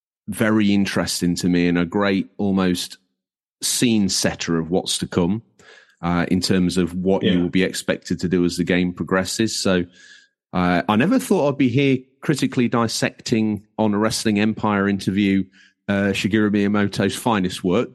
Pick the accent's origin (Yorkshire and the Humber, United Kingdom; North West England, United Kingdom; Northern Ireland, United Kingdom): Yorkshire and the Humber, United Kingdom; I'm from Lincolnshire, obviously, as we've now outed. There's no hiding my inability to speak. But born in North Lincolnshire